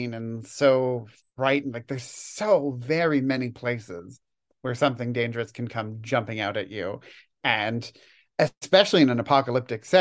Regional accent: Toronto, Ontario, Canada; moved away as an adult; also born or lived in Edmonton, Alberta; I was born and raised in Toronto, but I did my undergraduate degree in Edmonton.

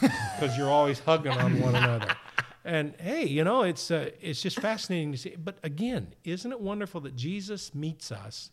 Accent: Indiana, United States; I grew up in Indiana

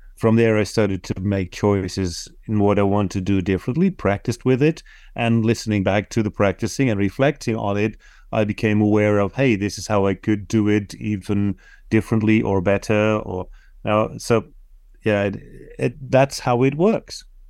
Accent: Netherlands; first language Dutch; English is a second language; my native tongue, Dutch

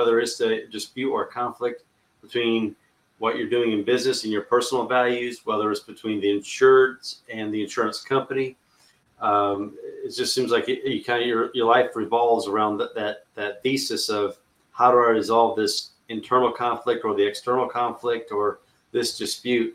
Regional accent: Charlotte, North Carolina, United States; There's a local church here. I'm from Charlotte, North Carolina

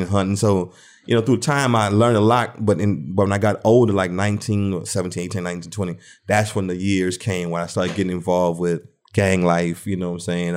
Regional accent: Thibodaux, Louisiana, United States; also born or lived in New Orleans, Louisiana; moved out in Thibodeau, Louisiana, and started growing up out there

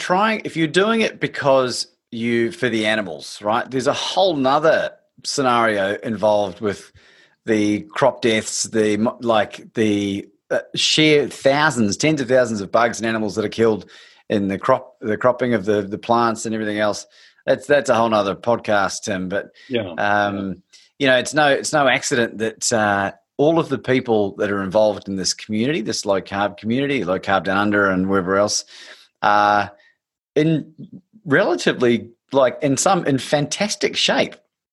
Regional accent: New Zealand; I'm a New Zealander and I will always support New Zealand in sport.

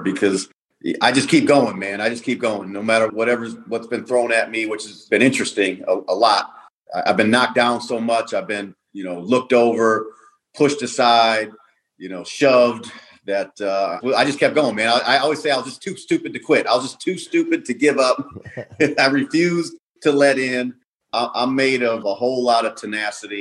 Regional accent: Milwaukee, Wisconsin, United States; also born or lived in Chicago; I grew up in Milwaukee, on the south side of Milwaukee

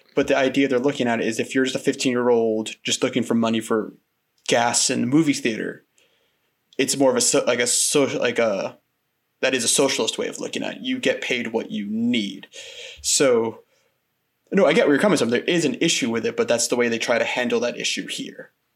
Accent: Quincy, Massachusetts, United States; moved away as an adult; now in Glasgow, United Kingdom; I grew up in a part of Boston called Quincy

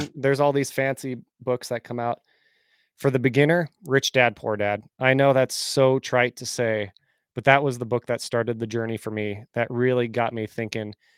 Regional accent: Bay Area, California, United States; moved away as an adult; now in Nashville, United States; I'm originally from California, grew up in the Bay Area, but then I moved five and a half years ago to Nashville

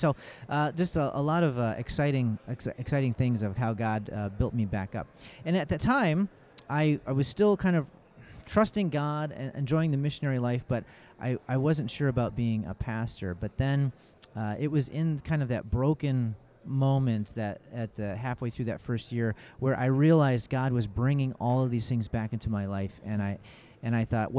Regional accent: Kalamazoo, Michigan, United States; moved away as an adult; also born or lived in Nanchang, China; I was literally as far away from my hometown, Kalamazoo, Michigan, Nanchang, China, on the globe

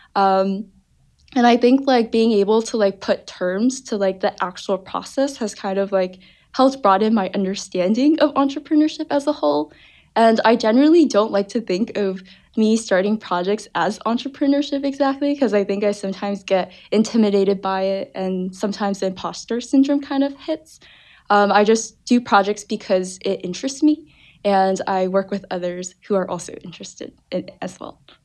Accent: Parsippany, New Jersey, United States; I'm originally from New Jersey. Uh, the northern part of New Jersey, a town called Parsippany, closer to New York City.

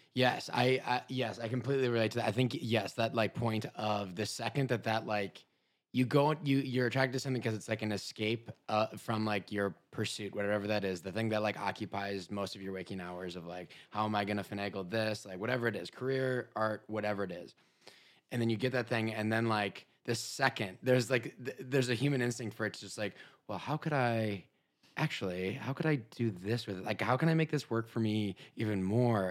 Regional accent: Minnesota, United States; moved away as an adult; also born or lived in Chicago; originally I'm from Minnesota

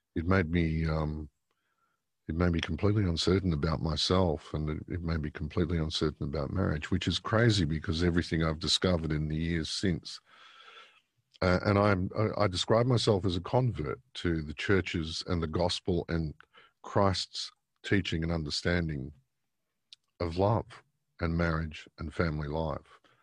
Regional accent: Victoria, Australia; moved away; originally a Victorian. I was born in Victoria, um, in nineteen sixty-one.

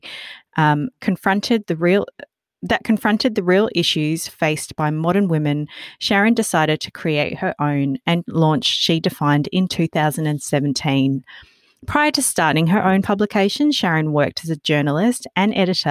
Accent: Australia; accent: Aussie; English is a second language; also born or lived in Mauritius; I immigrated to Australia when I was quite young, a lot younger than 12

